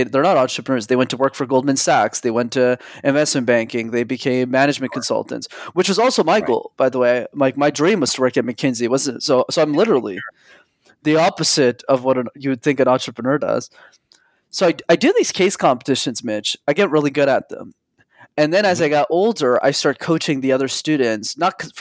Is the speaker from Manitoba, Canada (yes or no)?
no; Montreal, Quebec, Canada; I grew up in Montreal